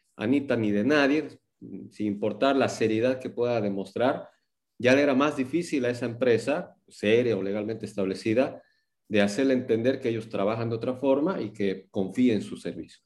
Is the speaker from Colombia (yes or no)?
no; Cochabamba, Bolivia; moved away as an adult; now in Santa Cruz, Bolivia; nací en Cochabamba el 2 de octubre de 1982, estudié en el Colegio La Salle, allá en Cochabamba